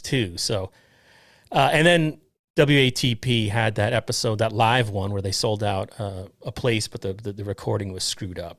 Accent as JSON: {"language": "English", "area": "Westchester", "region": "New York", "country": "United States", "tie": "born or raised there", "said": "I'm from Westchester, originally Northern Westchester."}